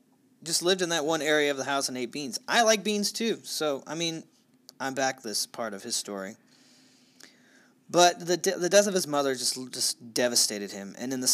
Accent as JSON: {"language": "English", "region": "Midwest", "country": "United States", "accent": "Midwestern", "said": "I've been holding off my Midwestern accent for this episode."}